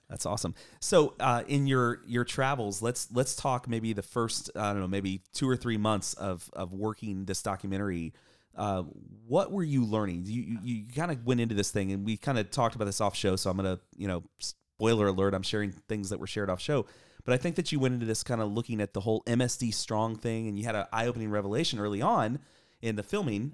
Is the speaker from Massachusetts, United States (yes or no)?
no; Coral Springs, Florida, United States; moved away; live here in Coral Springs, Florida. And this is my hometown, so came back to represent